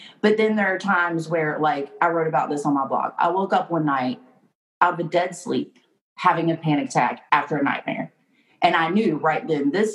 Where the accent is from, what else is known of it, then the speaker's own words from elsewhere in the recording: North Carolina, United States; also born or lived in Wilmington, North Carolina; now in Fayetteville, United States; I'm from North Carolina